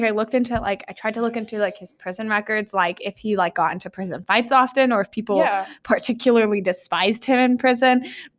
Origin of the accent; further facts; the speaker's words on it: Kansas, United States; now in Georgia, United States; I'm from Kansas.